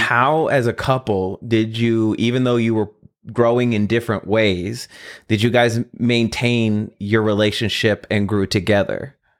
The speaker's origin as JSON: {"language": "English", "region": "Midwest", "country": "United States", "said": "I'm from the Midwest."}